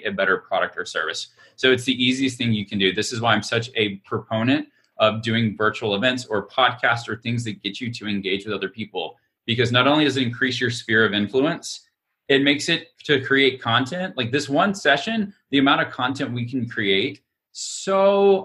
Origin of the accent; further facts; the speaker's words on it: Alabama, United States; I'm from Alabama. I'm an Alabamian